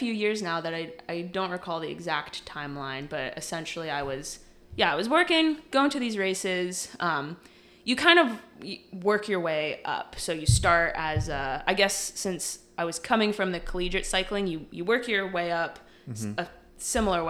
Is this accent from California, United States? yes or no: no; Connecticut, United States; moved away as an adult; also born or lived in Williamsburg, Virginia; I grew up in Connecticut